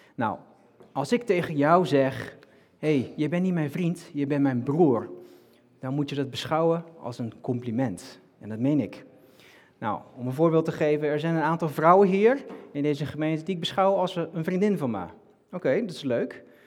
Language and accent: Dutch; North Brabant, Netherlands; now in Rotterdam, Netherlands; ik kom uit Brabant